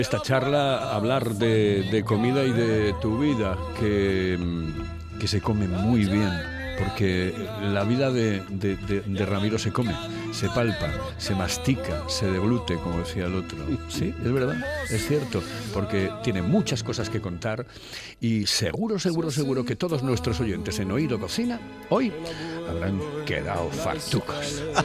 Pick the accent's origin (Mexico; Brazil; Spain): Spain; Oviedo, Asturias; yo soy de Oviedo